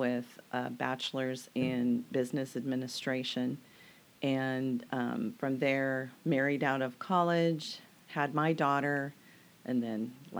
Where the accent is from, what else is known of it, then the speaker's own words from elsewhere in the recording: Central California, United States; moved away as an adult; also born or lived in North Dakota / Lake Stevens, Washington; now in Camano Island, United States; Well, my family is originally from North Dakota. I grew up basically in California, Central California, though, since I was in the third grade all the way through my adult life.